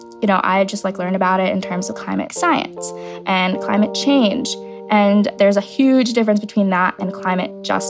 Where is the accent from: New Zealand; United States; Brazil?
Brazil; moved away; I'm originally from Brazil.